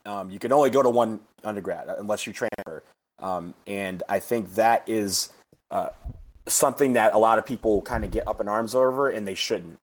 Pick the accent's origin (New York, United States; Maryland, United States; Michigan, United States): Michigan, United States; I was born and raised in Michigan.